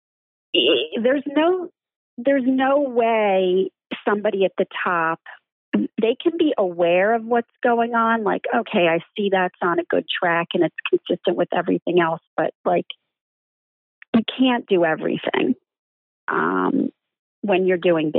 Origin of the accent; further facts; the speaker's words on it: Philadelphia, Pennsylvania, United States; as a Philadelphian